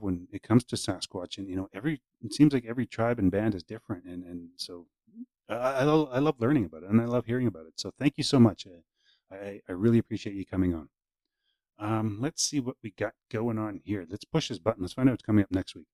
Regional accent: Saskatchewan, Canada; now in British Columbia, Canada; I'm originally from Saskatchewan

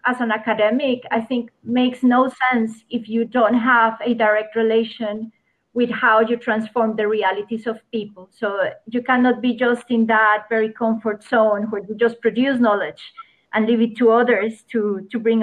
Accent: Colombia; I come from Colombia. I am a lawyer by training. And in Colombia, a country that has been devastated by armed conflict, poverty, exclusion, discrimination, I had the opportunity to grow up in a family

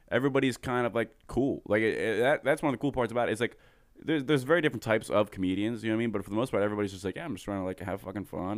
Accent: Coatesville, Pennsylvania, United States; I'm from Coatesville, Pennsylvania

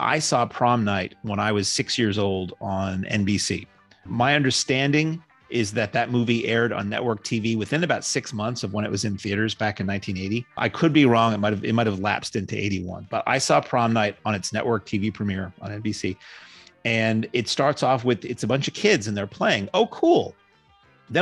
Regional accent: New Hampshire, United States; I grew up in New Hampshire, and this would be, let's say, born in 74.

